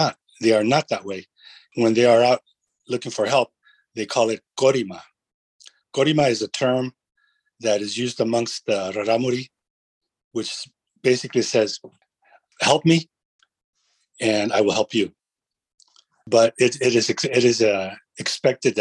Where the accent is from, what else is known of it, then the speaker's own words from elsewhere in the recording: California, United States; I grew up in California